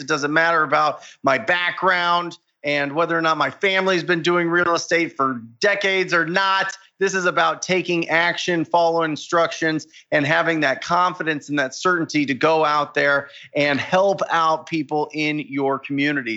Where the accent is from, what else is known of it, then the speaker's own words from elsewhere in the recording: Arizona, United States; my home state of Arizona